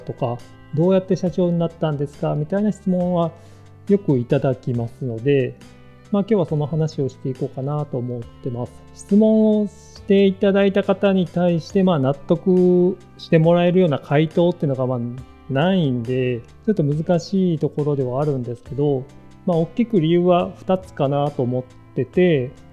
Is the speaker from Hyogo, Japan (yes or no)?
yes; Hyogo, Japan; moved away as an adult; also born or lived in Kobe / Osaka / Fukuoka; now in Saga, Japan; 兵庫県出身で高校卒業まで兵庫県の超田舎に住んでいた